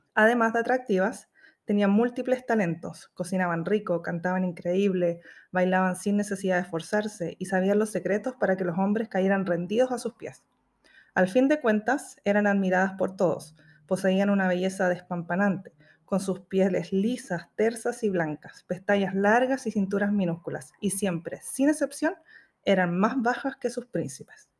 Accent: Chile; accent: Chilean; moved away as an adult; now in New Zealand; estoy tratando de neutralizar mi acento chileno

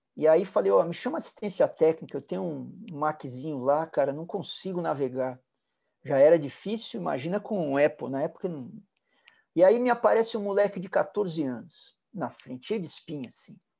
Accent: São Paulo, Brazil; Eu, eu fui criado na Vila Olímpia. Vila Olímpia era uma roça, as ruas eram de terra

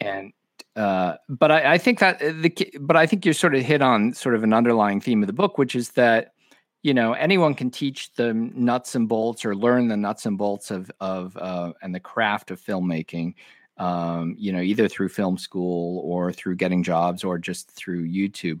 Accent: Omaha, Nebraska, United States; also born or lived in Madison, Wisconsin; I was born in Madison, Wisconsin, but I basically grew up in Omaha, Nebraska.

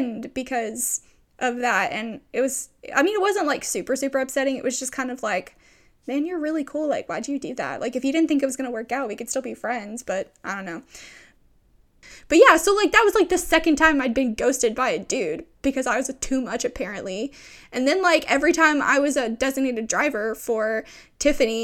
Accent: East Texas, United States; I grew up in East Texas

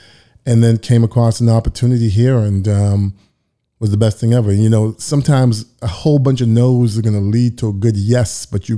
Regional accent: Toronto, Ontario, Canada; And just for the record, I am from Toronto, so I'm not an American.

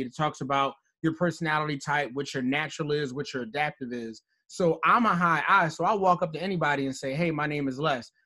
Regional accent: Philadelphia, Pennsylvania, United States; now in Towson, United States; being from Philadelphia, Pennsylvania

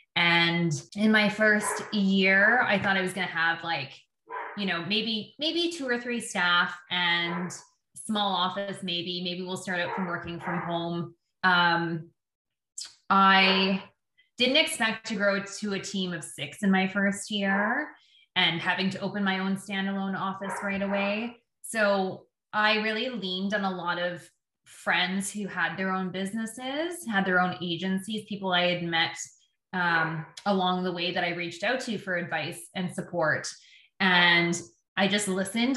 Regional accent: Windsor, Ontario, Canada; moved away as an adult; also born or lived in Terrace, British Columbia / Vancouver Island; now in Victoria, Canada; I was um, born and raised in Windsor, Ontario, in Canada

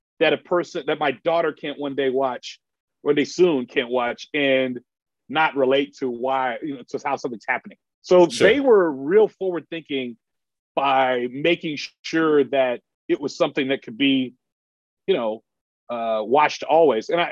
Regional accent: Dallas, Texas, United States; also born or lived in Coppell, Texas; where I grew up in Dallas

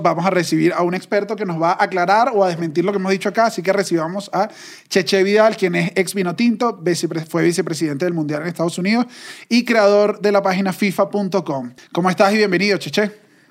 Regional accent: Venezuela; como venezolanos

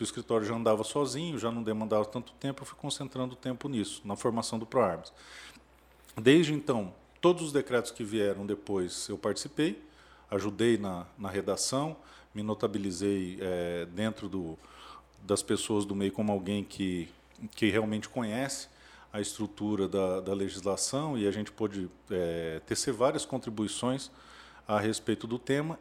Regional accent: Dourados, Mato Grosso do Sul, Brazil; moved away as an adult; also born or lived in Brasília; eu sou natural de Dourados, sou nascido e criado em Dourados

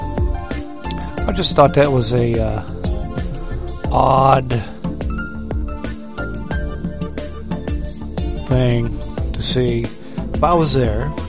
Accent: West Virginia, United States; I'm a hillbilly from West by God, Virginia.

